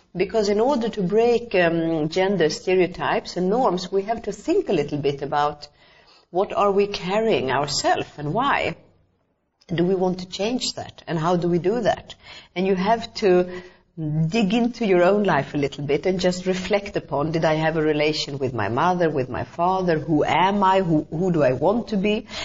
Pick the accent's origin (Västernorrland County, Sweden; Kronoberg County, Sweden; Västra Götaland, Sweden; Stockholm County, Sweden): Stockholm County, Sweden; Stockholm; moved away as an adult; now in Albania; I was growing up in Stockholm, in Sweden, in the 70s